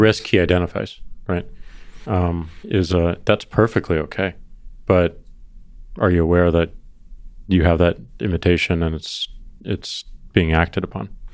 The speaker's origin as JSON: {"language": "English", "region": "Missouri", "country": "United States", "said": "I'm from Missouri"}